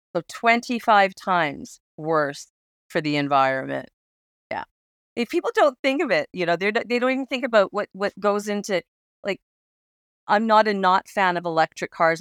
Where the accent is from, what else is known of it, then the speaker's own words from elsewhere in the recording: Alberta, Canada; I grew up in Alberta, and I grew up in the Rocky Mountains, so I was, I grew up in, in hunting country, uh, Kananaskis country